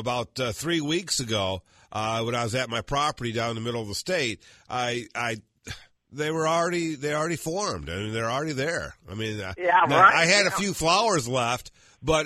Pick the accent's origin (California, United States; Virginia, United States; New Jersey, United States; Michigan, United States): Michigan, United States; moved away; I'm from Michigan